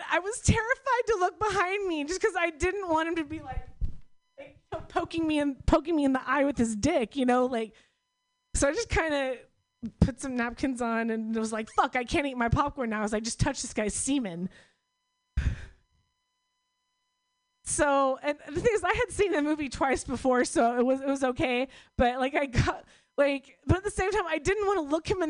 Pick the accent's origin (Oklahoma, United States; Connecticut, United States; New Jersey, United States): Oklahoma, United States; moved away; I'm from Oklahoma